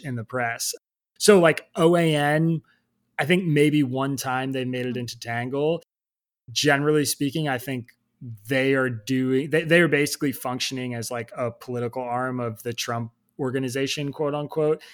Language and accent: English; Bucks County, Pennsylvania, United States; I grew up in Bucks County, Pennsylvania